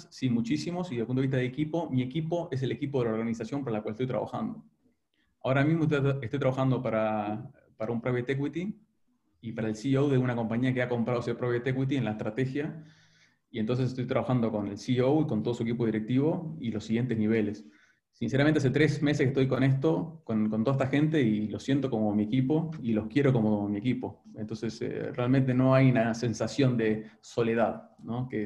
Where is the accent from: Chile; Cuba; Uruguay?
Uruguay; mi mujer es argentina, creo que tengo muchos más amigos argentinos que uruguayos, entonces realmente me considero más rioplatense que, que uruguayo.